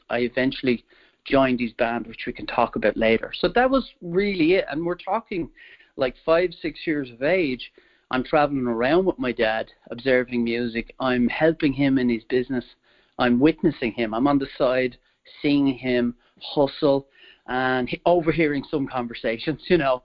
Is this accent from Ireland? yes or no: yes; Wicklow, Leinster, Ireland; I'm originally from Ireland, and I was born there in 1973. And my mom was from the capital, Dublin, and my dad was from what you could call the countryside, where I grew up, a place called Wicklow